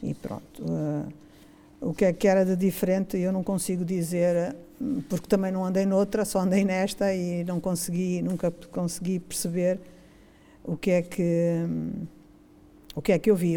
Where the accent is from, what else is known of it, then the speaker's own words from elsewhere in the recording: Mozambique; moved away as an adult; now in Braga, Portugal; eu sou, sou de Moçambique, nasci em uhum. Moçambique